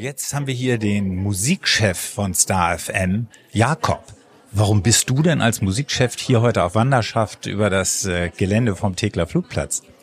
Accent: Berlin, Germany; ich bin ja auch Berliner und kenne Tegel

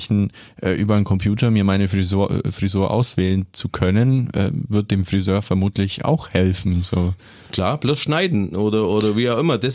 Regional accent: Augsburg, Bavaria, Germany; Also ich bin ja ursprünglich Augsburger, arbeite aber auch viel in Donauwörth zum Beispiel.

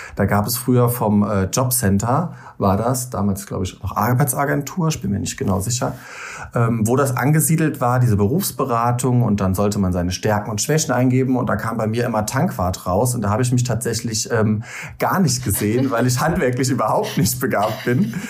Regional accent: Rhein-Lahn-Kreis, Rhineland-Palatinate, Germany; now in Koblenz, Germany; Ich komme eigentlich aus dem Rhein-Lahn-Kreis, aus einem kleinen Dorf und wohne aber mittlerweile seit über zehn Jahren in Koblenz.

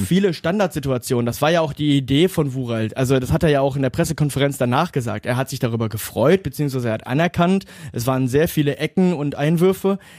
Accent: Duisburg, North Rhine-Westphalia, Germany; in meiner Geburtsstadt

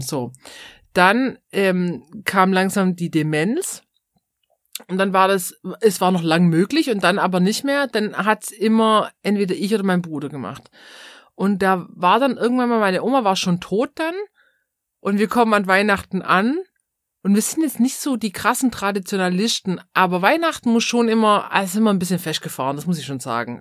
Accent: Swabia, Baden-Württemberg, Germany; accent: Swabian; unseren schwäbischen Akzent

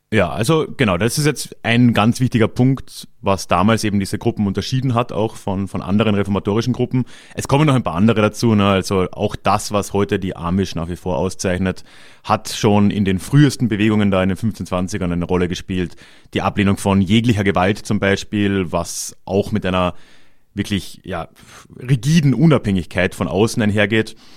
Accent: Carinthia, Austria; in Kärnten, wo ich herkomme

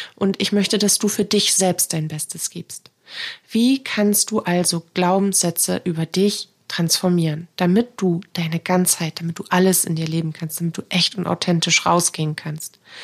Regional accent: Northern Germany, Germany; bei uns im Norden

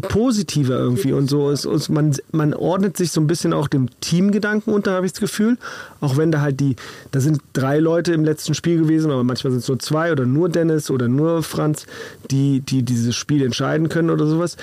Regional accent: Berlin, Germany; Ich komme aus Berlin, da heißt es Schelle

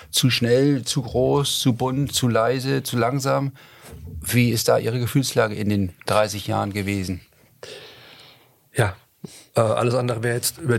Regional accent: Worms, Rhineland-Palatinate, Germany; erstmal bin ich äh, Rheinhessen-Pfälzer.

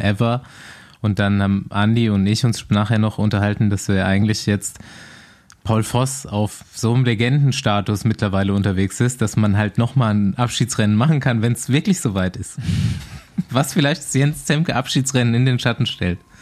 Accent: Aschaffenburg, Bavaria, Germany; moved away; ich habe mich mal wieder in meine Heimat verpisst

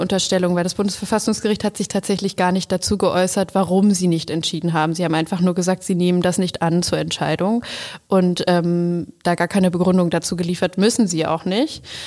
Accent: Germany; bei uns in Deutschland

